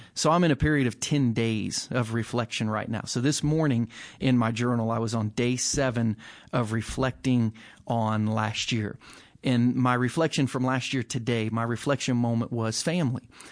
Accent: United States; an American with no Jewish ancestry

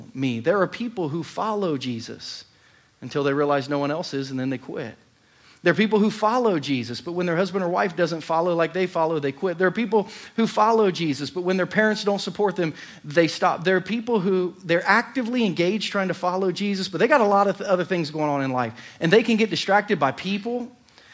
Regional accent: United States; I'm from America

